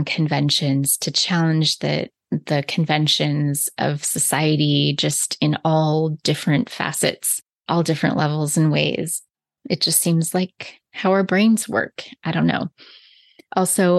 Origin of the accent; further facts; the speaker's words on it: the Bible Belt, United States; also born or lived in British Columbia, Canada; now in Okanagan, British Columbia, Canada; As a little Christian girl growing up in the Bible Belt and then moving to Canada